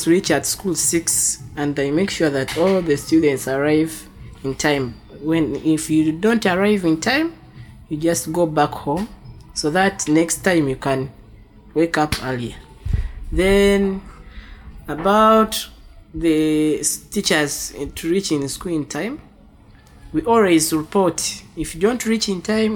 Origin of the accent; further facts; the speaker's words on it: Uganda; from Waise, Uganda.